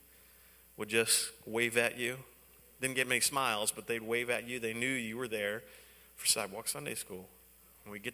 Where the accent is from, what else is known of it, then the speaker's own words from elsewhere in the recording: Baltimore, Maryland, United States; I'm from Baltimore. That's where I grew up, in Baltimore